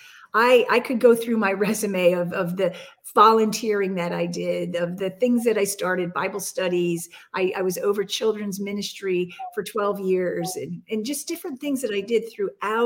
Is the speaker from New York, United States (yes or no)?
no; Bethlehem, Pennsylvania, United States; my hometown in Bethlehem in Lehigh Valley, Pennsylvania